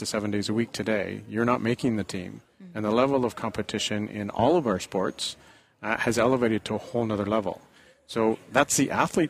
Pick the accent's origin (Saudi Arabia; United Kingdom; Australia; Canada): Canada; 300 other crazy Canadians that made the trek from my hometown